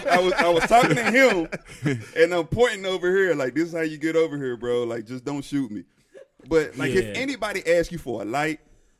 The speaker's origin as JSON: {"language": "English", "town": "Dallas", "region": "Texas", "country": "United States", "said": "I'm from Oak Cliff."}